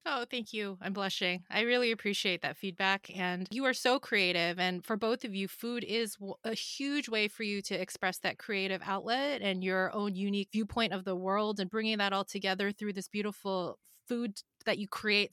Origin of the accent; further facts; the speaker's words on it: Philadelphia, Pennsylvania, United States; now in Los Angeles, United States; I grew up in Philadelphia, so you can't really garden year-round there like you can here in Los Angeles